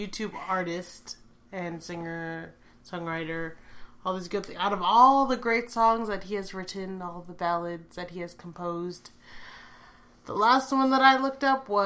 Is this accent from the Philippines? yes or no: yes; Philippines; We're both Filipino